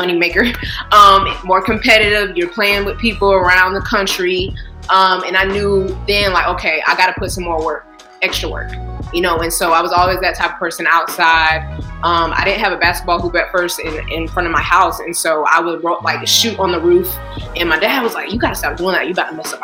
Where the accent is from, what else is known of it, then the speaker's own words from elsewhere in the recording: Jacksonville, Florida, United States; my hometown, Jacksonville, Florida